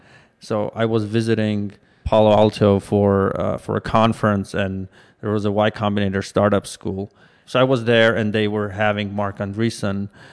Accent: Armenia; moved away as an adult; now in United States; Well, I was born and raised mostly in Armenia, started my career in science, moved to Silicon Valley about 10 years ago

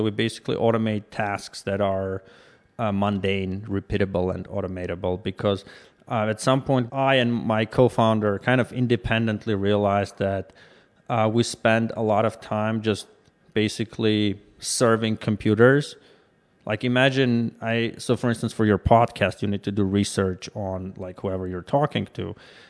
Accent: Armenia; moved away as an adult; now in United States; Well, I was born and raised mostly in Armenia, started my career in science, moved to Silicon Valley about 10 years ago

